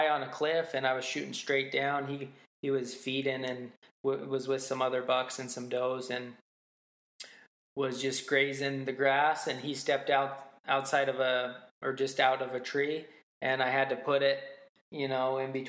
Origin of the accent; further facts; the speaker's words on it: Utah, United States; I grew up in Utah